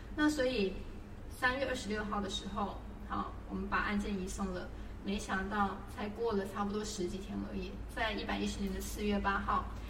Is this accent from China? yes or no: no; Taiwan; 我们台湾这边